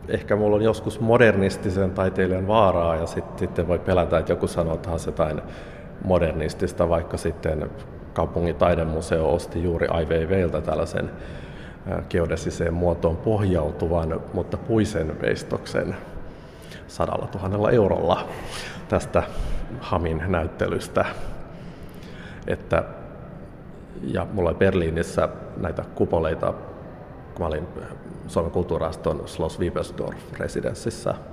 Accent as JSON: {"language": "Finnish", "town": "Lappeenranta", "region": "South Karelia", "country": "Finland", "tie": "born or raised there", "said": "mä olen itse Lappeenrannasta kotoisin"}